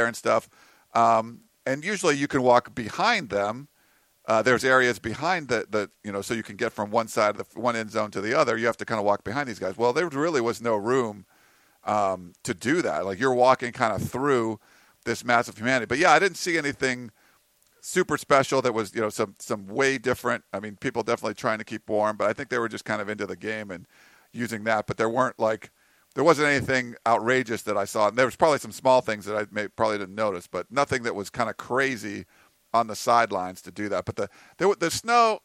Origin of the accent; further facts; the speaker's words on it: New England, United States; now in Southern California, United States; I grew up in New England